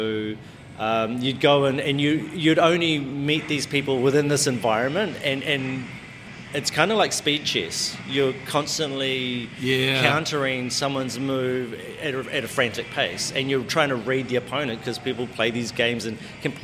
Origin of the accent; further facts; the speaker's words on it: Ngongotaha, Bay of Plenty, New Zealand; growing up, even in Rotorua, well, I'm from Ngongotaha, and that's on the north side of the lake of Rotorua